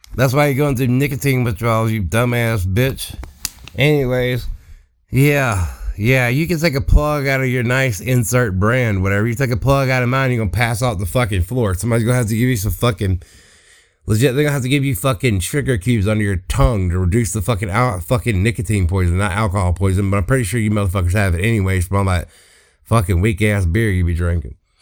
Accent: Southeast Mississippi, United States; I am from Southeast Mississippi

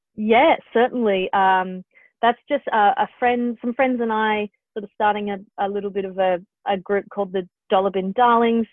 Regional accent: Perth, Western Australia, Australia; now in Sydney, Australia; the longer I'm away from Perth, the more I'm like, it's a wonderful place to live

